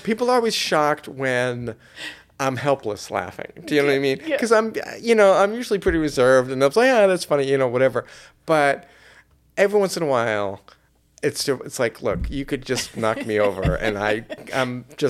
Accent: Ireland; You know, I'm Irish. I would be killed instantly just walking by that.

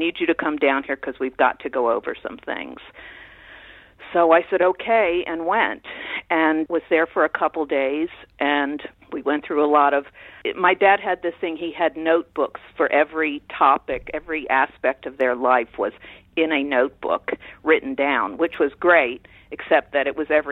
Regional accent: Orlando, Florida, United States; moved away as an adult; also born or lived in Tampa, Florida / Los Angeles, California; I grew up in Orlando before Disney came to town

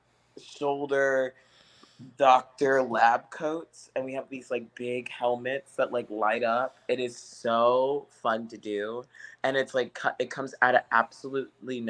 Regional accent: St. Louis, Missouri, United States; also born or lived in Cleveland, United States; now in New York City, United States; I'm from St. Louis

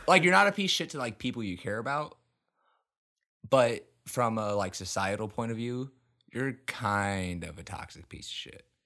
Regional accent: United States; I'm fucking embarrassed as an American.

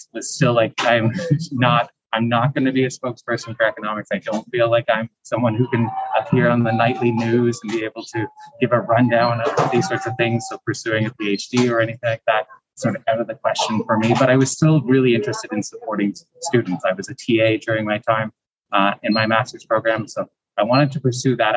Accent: Canada; moved away as an adult; now in Taiwan; I'm actually originally from Canada

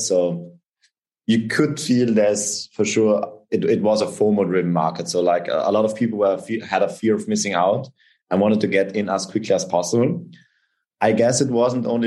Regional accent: South Tyrol, Trentino-Alto Adige, Italy; also born or lived in Austria; I'm from South Tyrol. It's a South Tyrolean name

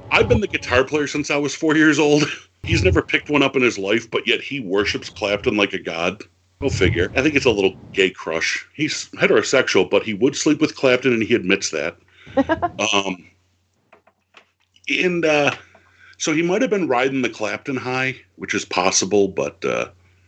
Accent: Buffalo, New York, United States; I'm from Buffalo

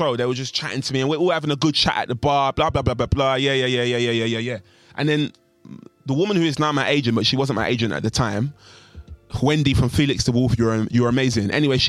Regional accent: East London, London, United Kingdom; I said, "I'm from East London. Of course I watched Top Boy."

